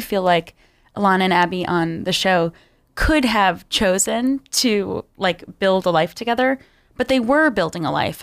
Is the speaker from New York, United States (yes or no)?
yes; Long Island, New York, United States; I grew up on Long Island, which was designed to be racially segregated